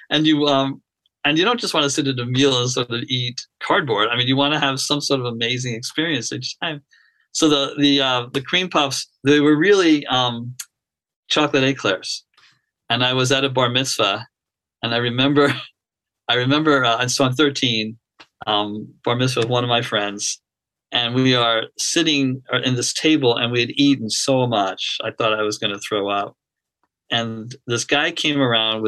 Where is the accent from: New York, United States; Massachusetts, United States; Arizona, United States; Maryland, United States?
New York, United States; Long Island; I grew up on Long Island